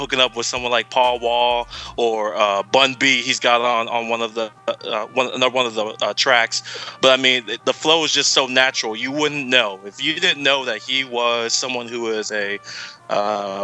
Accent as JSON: {"language": "English", "region": "Texas", "country": "United States", "tie": "born or raised there", "also_born_or_lived": "St. Louis, Missouri", "said": "I'm from Texas originally, so you know I go way back, not since birth, you know, because I was born in the Lou, St. Louis"}